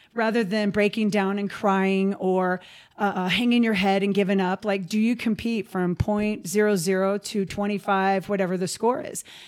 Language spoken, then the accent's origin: English; Basin, Wyoming, United States; also born or lived in Billings, Montana; I actually grew up in Wyoming. I grew up in Basin